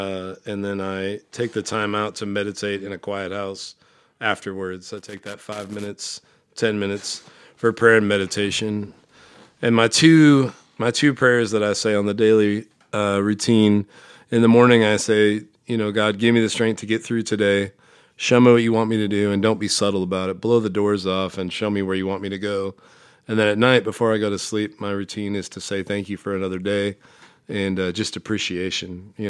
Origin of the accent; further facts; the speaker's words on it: Omaha, Nebraska, United States; I'm from Omaha, Nebraska.